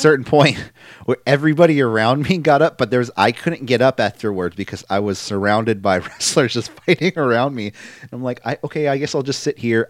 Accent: San Francisco, California, United States; I'm born and raised in San Francisco

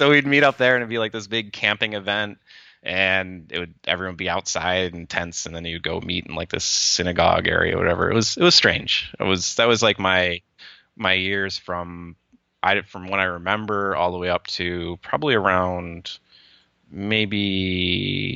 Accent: Lachine, Michigan, United States; I was born in Lachine, Michigan. And we started off, we were just living in like a small like trailer or whatever. And I remember living there and kind of growing up

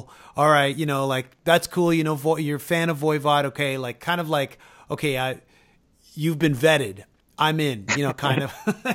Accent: Canada; we're both Canadian

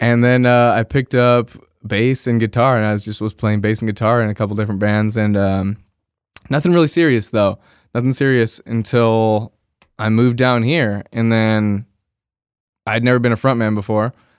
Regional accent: Bay Area, California, United States; moved away as an adult; I'm originally from the Bay Area. I grew up there, spent my, uh, twenty, what, three years there

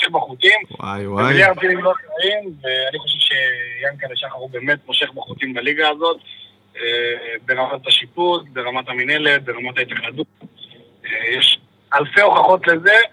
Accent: Beersheba, Southern District, Israel; now in Krayot, Israel; אני צפוני במקור, ואני באר שבעי במקור, אבל

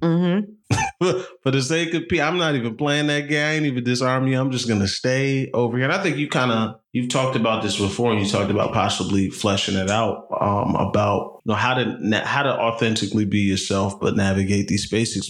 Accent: New Jersey, United States; growing up where we grew up in New Jersey, you know, you go to school mostly working class white folks.

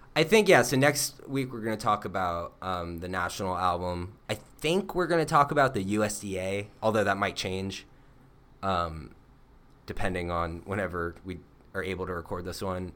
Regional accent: Florida, United States; moved away; we're from Florida

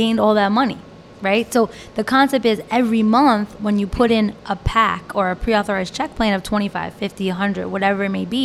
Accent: New Jersey, United States; also born or lived in Florida; I moved back to Jersey where I grew up

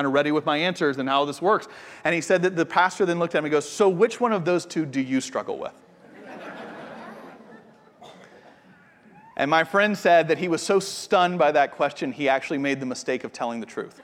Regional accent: Atlanta, Georgia, United States; moved away as an adult; now in Austin, United States; I'm from Atlanta, and it's where we lived before we moved here.

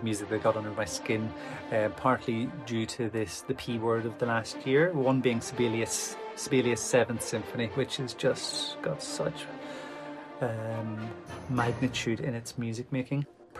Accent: Ireland; I'm an Irish violinist.

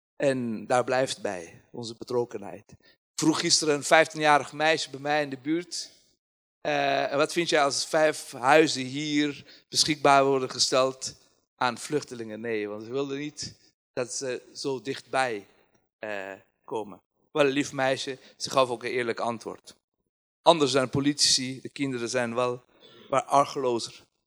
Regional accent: Kabul, Afghanistan; Dutch is a second language; moved away as an adult; now in Nijmegen, Netherlands; Afghanistan, Kabul is een land waar, of een stad waar mijn verleden daar is en heden, maar ik heb daar geen toekomst.

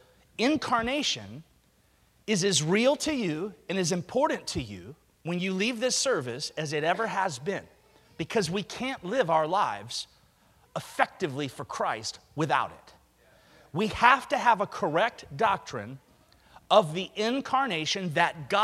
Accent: Alabama, United States; I grew up in Alabama

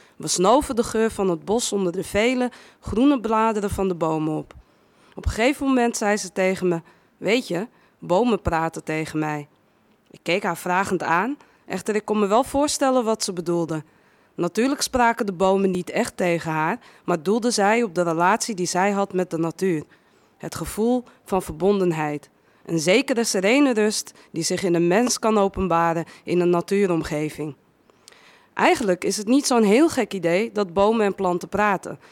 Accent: Amsterdam, North Holland, Netherlands; also born or lived in Westerpark, Amsterdam; Ik ben eh, geboren in, in West, Westerpark, opgegroeid in Amsterdam-Noord

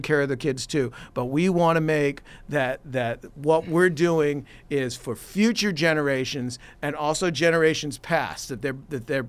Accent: Boston, Massachusetts, United States; now in The Woodlands, United States; the same way I grew up in Boston, and we had a group called Gypso, Greater Boston Youth Symphony

